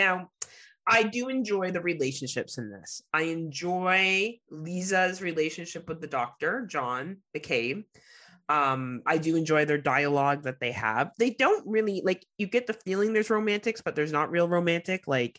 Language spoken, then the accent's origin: English; New York, United States; I grew up in New York.